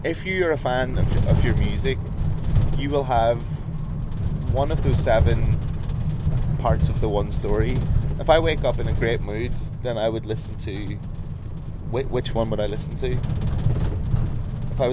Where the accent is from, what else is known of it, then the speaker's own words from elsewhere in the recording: Brighton, South East England, United Kingdom; from Brighton, my hometown